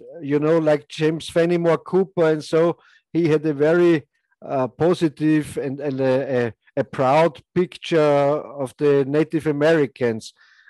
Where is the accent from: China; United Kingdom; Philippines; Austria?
Austria; I'm from Austria